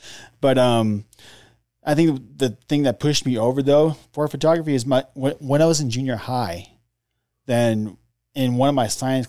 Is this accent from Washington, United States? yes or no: yes; Seattle, Washington, United States; he retired in 95 Seattle area. So that's why I come from Seattle.